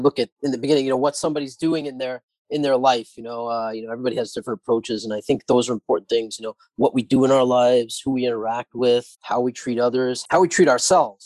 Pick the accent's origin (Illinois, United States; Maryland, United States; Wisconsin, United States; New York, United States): New York, United States; New York City; also born or lived in Haifa, Israel; I was born in Israel, in Haifa. And my parents came here when I was very young and grew up in Howard Beach